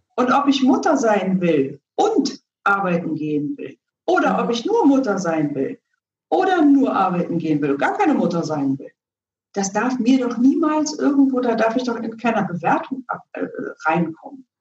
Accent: Berlin, Germany; ich bin ja selber in, in Ostberlin groß geworden

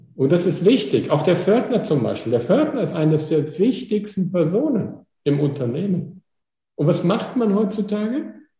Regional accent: Pickelborn, Germany; ich komme aus Pickelborn

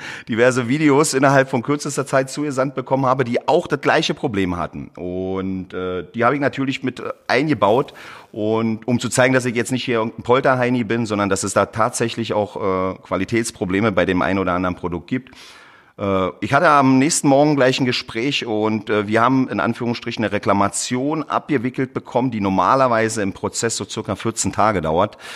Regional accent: Berlin, Germany; ich komme aus Berlin, bin in Berlin geboren, habe aber äh, südländische Wurzeln, äh, speziell aus äh, Kroatien.

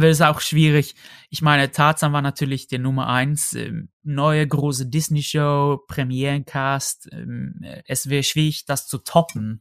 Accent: Sweden; German is a second language; moved away as an adult; now in Germany

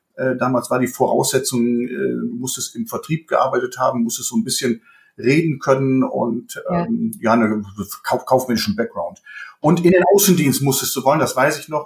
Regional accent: Bergisches Land, born in Düsseldorf, North Rhine-Westphalia, Germany; Ich bin ein Kind des Bergischen Landes, allerdings gebürtiger Düsseldorfer

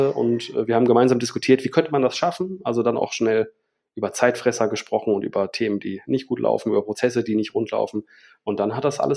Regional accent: Bielefeld, North Rhine-Westphalia, Germany; born there; also born or lived in England / Australia / Bavaria; ich bin studierter Medienwissenschaftler, ich gebürtiger Bielefelder. Ich habe ein paar Jahre im Ausland gelebt, in England, in Australien, in Bayern, wenn man das so sagen kann, für, für uns Westfalen.

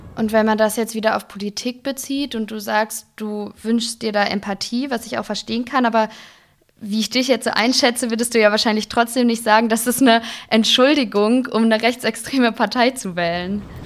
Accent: Ruhr area, North Rhine-Westphalia, Germany; Also ich komme gebürtig aus dem Ruhrgebiet

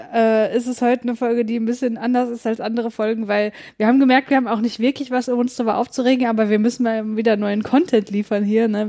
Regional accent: North Rhine-Westphalia, Germany; ich komme ja aus Nordrhein-Westfalen

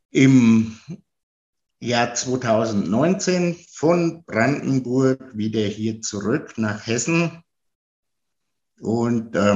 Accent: Italy; now in Germany; Also, ich ähm, bin Italiener und lebe seit 48 Jahren hier in Deutschland.

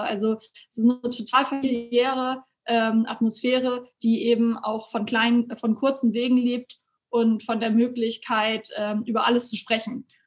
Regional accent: Elmshorn, Schleswig-Holstein, Germany; Ich bin ähm, hier tatsächlich aufgewachsen

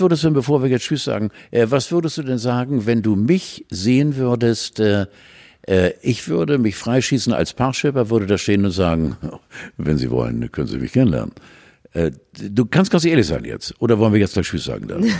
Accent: Pomerania, Mecklenburg-Vorpommern, Germany; Ich komme ja auch aus Pommern.

